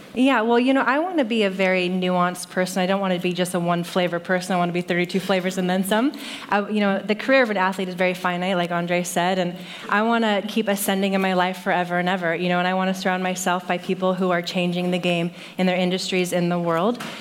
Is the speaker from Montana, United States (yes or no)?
no; Saratoga, California, United States; I grew up in Saratoga, just down um, South Bay.